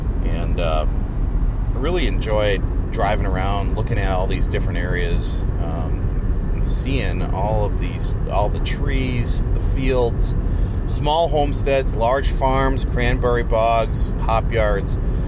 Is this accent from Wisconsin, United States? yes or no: yes; area near the Wisconsin Dells, United States; moved away; Now, I'm not from the Tolma area. I've got more connections a little further to the east and to the south, where we have our land, and we're more from that area near the Dells, Wisconsin Dells.